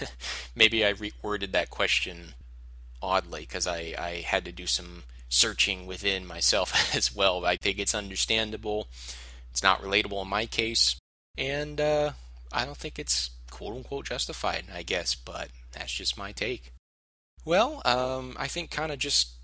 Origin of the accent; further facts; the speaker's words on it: United States; as a American viewer